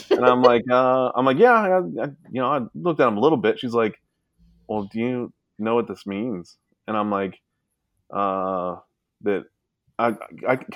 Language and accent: English; Sacramento, California, United States; I'm from Sac, you know, I was born in Sacramento